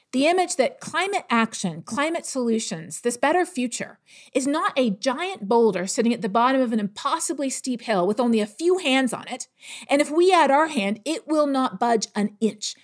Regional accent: Canada; I'm from Canada.

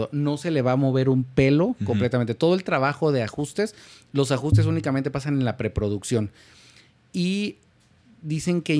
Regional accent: Mexico; como mexicano mi lógica rápida es

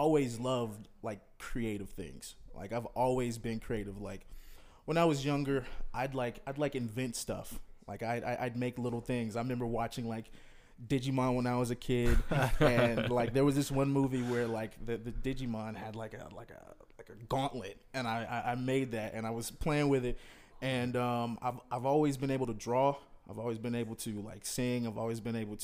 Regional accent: Fayetteville, North Carolina, United States; now in Bentonville, United States; I'm from Fayetteville, North Carolina, grew up there

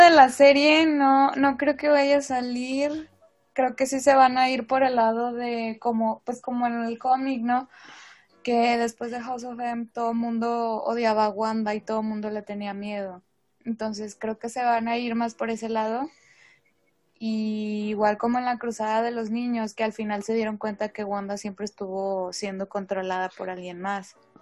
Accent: Mexico; como somos de México

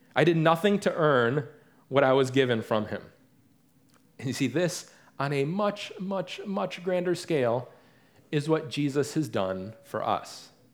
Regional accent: Detroit area, Michigan, United States; now in Raleigh, United States; growing up in the Detroit area is not the same, or the, the Detroit area, so to speak, is not the same as actually growing up in the city itself

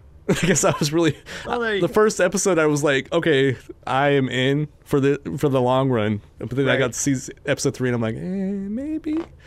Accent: Wyoming, United States; I grew up in Wyoming

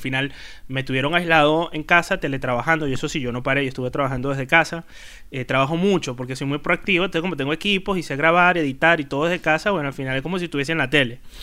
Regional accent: Venezuela; moved away as an adult; now in Spain; soy el único venezolano que trabaja

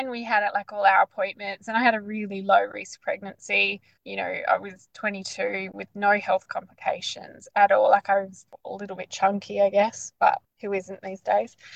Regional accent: Perth, Western Australia, Australia; moved away as an adult; now in Bunbury, Australia; in the southwest of Perth, so in a, a town called Bunbury. We've only, we only just moved to Bunbury, but yeah, we're originally from Perth.

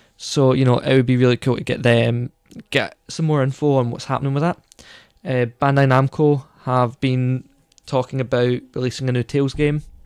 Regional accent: Scotland, United Kingdom; we're Scottish, you know, we, we were in Scotland, we're not in the States

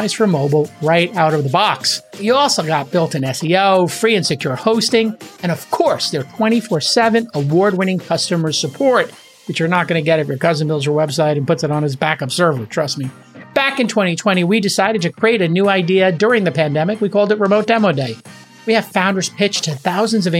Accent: New York City, New York, United States; moved away as an adult; also born or lived in Manhattan; a former New Yorker growing up in Brooklyn and living in Manhattan as an adult

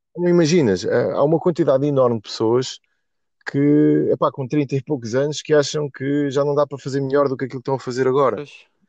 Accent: Portugal; a pior coisa que me podem fazer enquanto português

